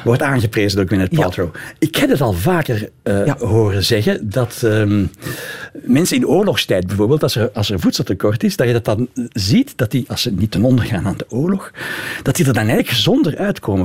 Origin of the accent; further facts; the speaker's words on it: Flanders, Belgium; Ik als Vlaming